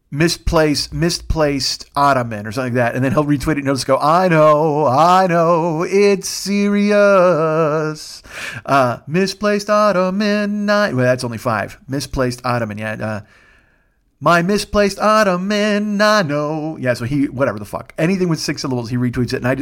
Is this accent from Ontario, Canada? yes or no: yes; Kitchener, Ontario, Canada; But I'm still Canadian. I, I, I left my heart in Kitchener, Ontario.